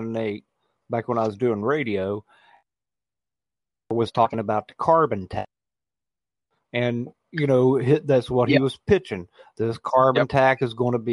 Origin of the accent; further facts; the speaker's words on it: West Virginia, United States; I grew up in West Virginia Democratic processes, you know, like, my family was involved in the elections.